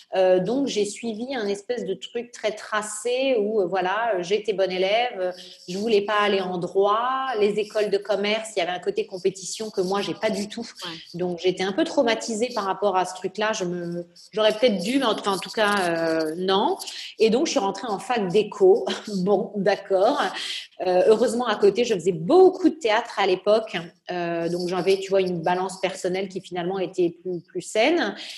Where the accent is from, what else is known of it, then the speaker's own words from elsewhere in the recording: Nice, Provence-Alpes-Côte d'Azur, France; moved away; also born or lived in Normandy; mais j'ai grandi à Nice, euh, voilà, puisque j'ai déménagé quand j'avais 4 euh, ans